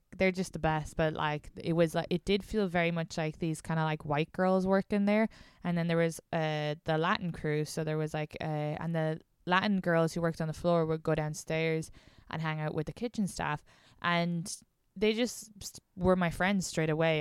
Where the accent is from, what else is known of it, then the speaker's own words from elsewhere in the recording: Ireland; moved away as an adult; now in New York, United States; I'm not even from Dublin